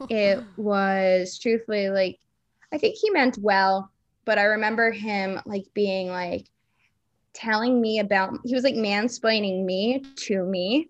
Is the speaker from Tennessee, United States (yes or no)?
no; Florida, United States; I grew up in Florida, and the area I grew up in was, like, basically ninety percent Jewish